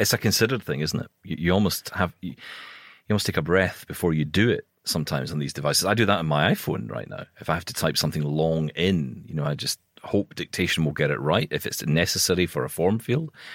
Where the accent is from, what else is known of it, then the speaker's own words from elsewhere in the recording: Scotland, United Kingdom; I'm Scottish